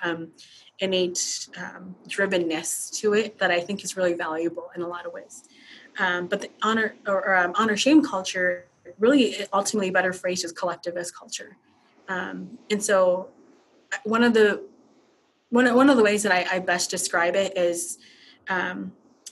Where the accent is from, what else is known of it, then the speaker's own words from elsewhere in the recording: United States; my nationality, I'm an American. My ethnicity is Hmong